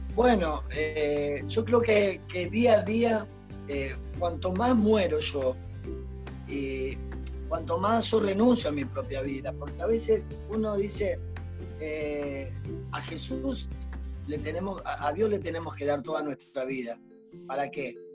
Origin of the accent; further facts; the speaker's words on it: Argentina; also born or lived in Uruguay; nos vinimos a Argentina, vinimos a Argentina